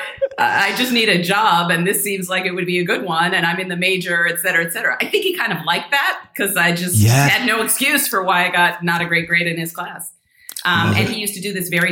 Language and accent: English; Milwaukee, Wisconsin, United States; I grew up in Milwaukee, Wisconsin. I grew up in the city.